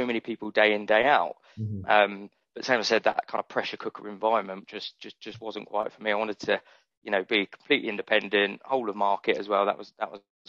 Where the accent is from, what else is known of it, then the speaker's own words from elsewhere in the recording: Brighton, South East England, United Kingdom; also born or lived in West Hampstead, London; growing up in Brighton, I've got such a great network in Brighton already